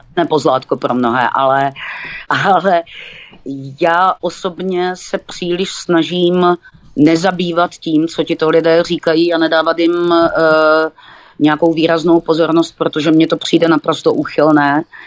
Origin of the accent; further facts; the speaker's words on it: Olomouc, Olomouc Region, Czechia; tady u nás v Bolomouci